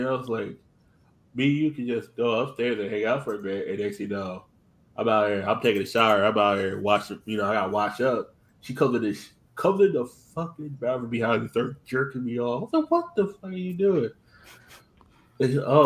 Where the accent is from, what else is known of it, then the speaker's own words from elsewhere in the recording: Stamford, Connecticut, United States; my hometown, Stanford